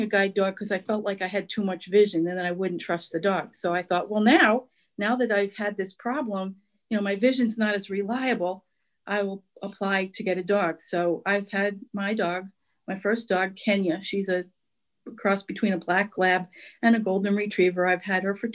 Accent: Albany, New York, United States; I grew up in the Albany area

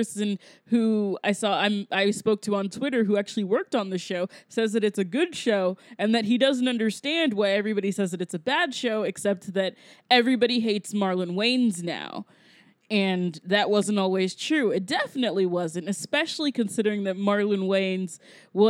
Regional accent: the South, United States; I'm from the South

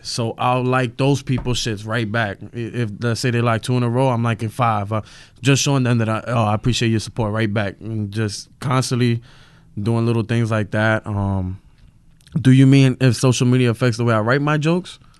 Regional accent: New York City, New York, United States; I'm from Brooklyn. I'm from Williamsburg

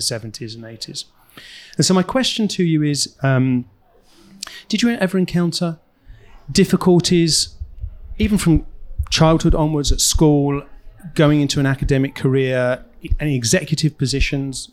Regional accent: England, United Kingdom; moved away; also born or lived in Los Angeles, United States; I grew up in England right next to a golf club that wouldn't let Jews

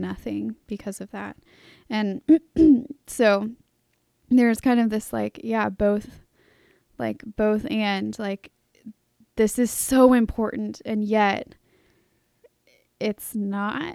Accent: Charlottesville, Virginia, United States; growing up in Charlottesville, I was used to coming down to Saint Thomas.

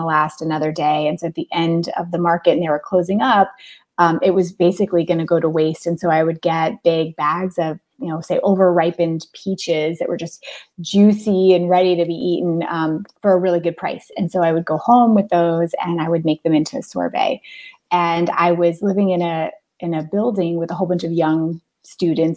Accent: Anchorage, Alaska, United States; I grew up in Alaska.

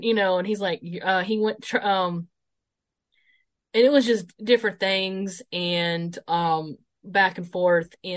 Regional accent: Greenville, South Carolina, United States; the return to Greenville, South Carolina, in my hometown

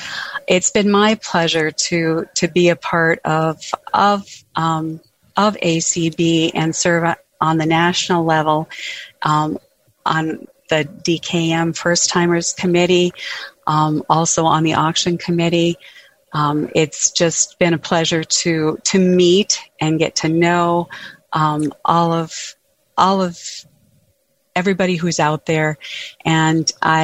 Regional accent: Edgley, North Dakota, United States; And I am from Edgley, North Dakota.

